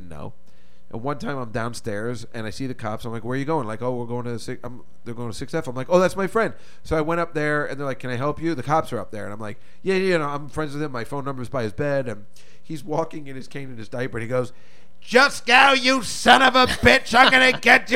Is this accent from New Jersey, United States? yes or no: yes; New Jersey, United States; I grew up in Jersey